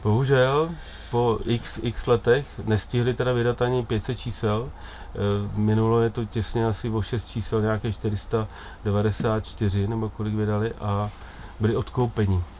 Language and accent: Czech; Czechia; U nás v Čechách